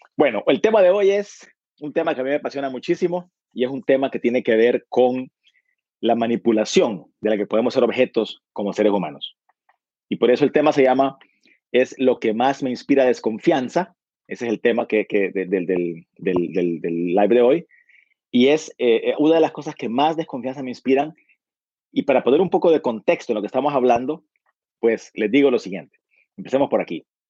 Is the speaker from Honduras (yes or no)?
yes; Honduras; Yo soy de Honduras